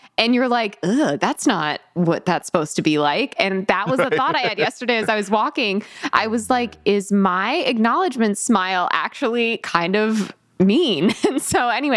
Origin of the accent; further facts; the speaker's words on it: Connecticut, United States; I'm from Connecticut